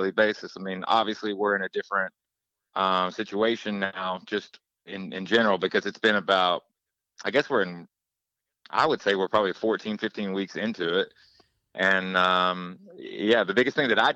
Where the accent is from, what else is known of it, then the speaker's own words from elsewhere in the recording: Knoxville, Tennessee, United States; moved away; my hometown of Knoxville, Tennessee